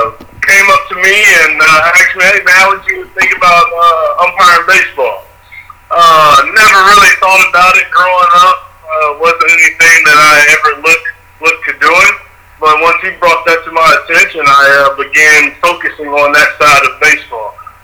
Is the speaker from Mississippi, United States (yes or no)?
yes; Biloxi, Mississippi, United States; moved away as an adult; now in Atlanta, United States; born and raised in Biloxi, Mississippi. Reside now in Atlanta, Georgia.